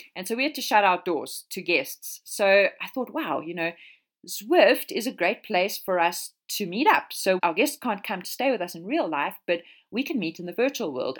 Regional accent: South Africa; moved away as an adult; now in Europe; I am South African

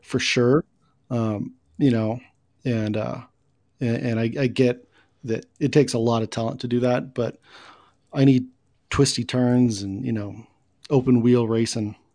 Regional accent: Kansas City, United States; born in Kansas City and it's just in my blood

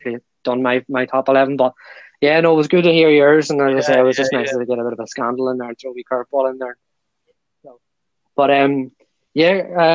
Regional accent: Ireland; I'm an Irishman

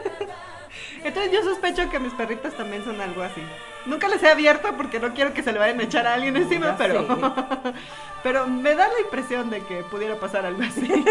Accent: Mexico; somos mexicanas

